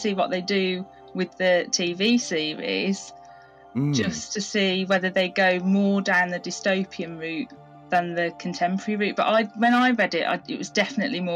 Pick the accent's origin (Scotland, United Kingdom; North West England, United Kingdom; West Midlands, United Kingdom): West Midlands, United Kingdom; Birmingham; I'm from Birmingham in the UK